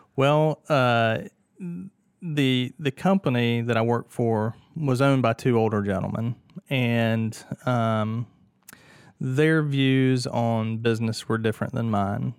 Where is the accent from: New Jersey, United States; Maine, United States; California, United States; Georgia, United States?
Georgia, United States; Martinez; also born or lived in Atlanta, Georgia; I was born and raised in Martinez